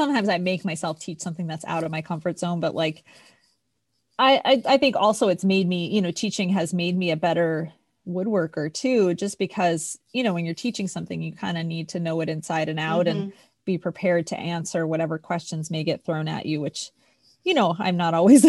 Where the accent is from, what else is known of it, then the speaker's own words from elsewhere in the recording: East Coast, United States; I grew up in the East Coast